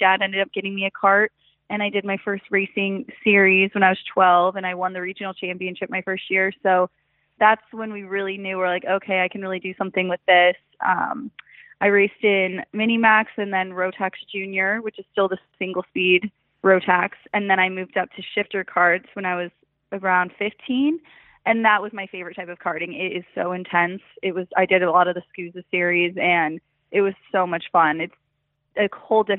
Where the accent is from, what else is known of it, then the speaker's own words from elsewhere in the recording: Colorado, United States; I grew up snowmobiling, four-wheeling. I'm from Colorado